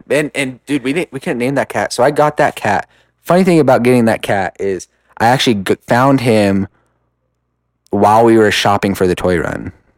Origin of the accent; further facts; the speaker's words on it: Rupert, Idaho, United States; I'm from Rupert